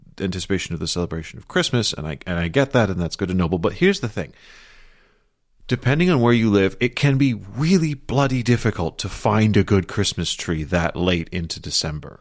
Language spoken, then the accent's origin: English; London, United Kingdom; moved away; growing up in London